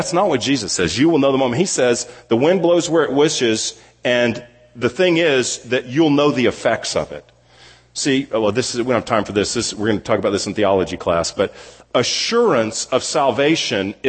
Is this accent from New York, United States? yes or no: no; Houston, Texas, United States; moved away as an adult; also born or lived in California; now in Dallas, United States; I grew up in Houston, then spent basically half my life in Houston, the next half of my life, more than the next half of my life, in California, and then came back here